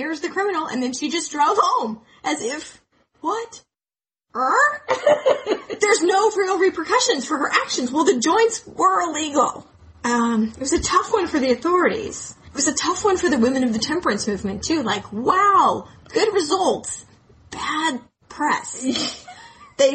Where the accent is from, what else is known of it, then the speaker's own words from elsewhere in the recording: Wichita, Kansas, United States; Wichita, Kansas, my hometown